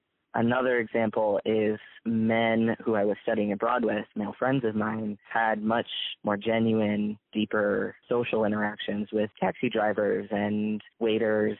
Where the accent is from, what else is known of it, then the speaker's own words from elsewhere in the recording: Minnesota, United States; also born or lived in Jordan; growing up in Minnesota